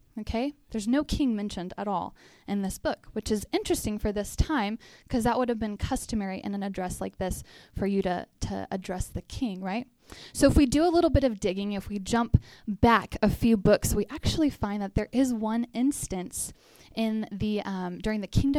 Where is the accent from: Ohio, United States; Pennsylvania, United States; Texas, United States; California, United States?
Texas, United States; We're both from Texas. We moved up here in 2014 to help start the Chi Alpha here